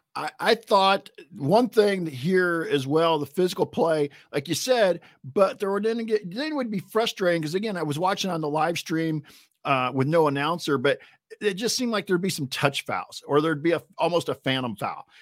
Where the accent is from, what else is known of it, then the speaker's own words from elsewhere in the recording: Northwest Indiana, United States; we're from Northwest Indiana